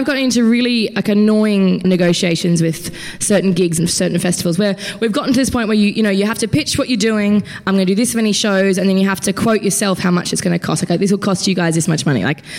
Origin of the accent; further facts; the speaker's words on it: Queensland, Australia; I'm from Queensland